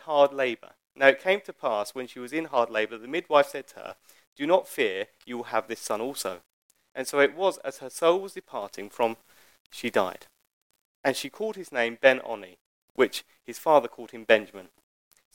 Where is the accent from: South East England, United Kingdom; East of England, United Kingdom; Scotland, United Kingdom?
East of England, United Kingdom; Harlow; I don't come from Coventry. I come from Harlow. I am no less of my father's line because I was born in Essex rather than the Midlands.